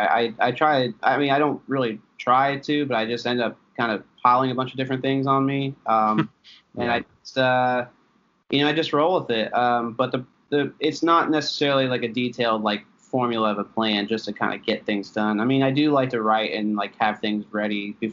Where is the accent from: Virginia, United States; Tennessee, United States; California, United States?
Tennessee, United States; also born or lived in Philadelphia, Pennsylvania; I'm originally from Philadelphia. I was born there. Lived there for a little while, but I moved down to Tennessee when I was younger. And I was essentially raised mostly in Tennessee. And about an hour and a half outside of Knoxville.